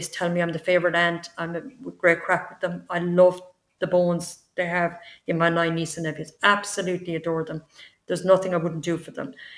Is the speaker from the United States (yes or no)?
no; Tipperary, Munster, Ireland; also born or lived in London; I'm from Tipperary.